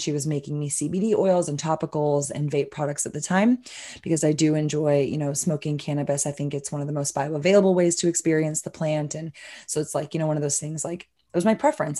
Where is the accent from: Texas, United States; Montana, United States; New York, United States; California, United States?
Texas, United States; Austin; I'm a born and raised Austinite, so Texan, obviously, but Austin really is my hometown